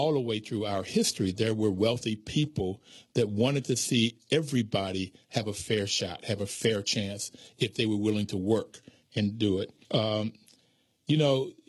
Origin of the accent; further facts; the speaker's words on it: the South, United States; growing up in the South during the 60s